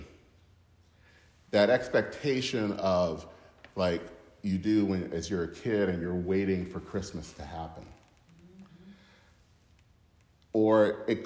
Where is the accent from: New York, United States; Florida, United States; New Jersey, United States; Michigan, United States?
Michigan, United States; Flint; the YMCA in my hometown in Flint, Michigan